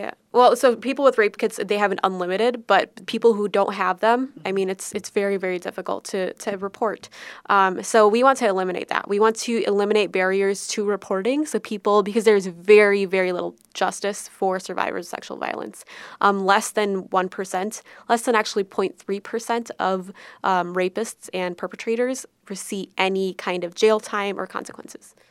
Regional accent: Minnesota, United States; we always pride ourselves on being Minnesotan and from the best state that there is

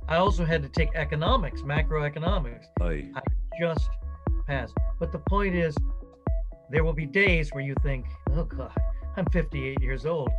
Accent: Dallas, Texas, United States; moved away as an adult; also born or lived in Austin, Texas / Washington, D.C. / Nashville, Tennessee / Providence, Rhode Island; now in Scotland, United Kingdom; I grew up in Dallas, Texas, and it took me until I was 18 to get out of Dallas. And then I went to Austin to get my bachelor's degree. And then I went at 25 to Washington, D.C.

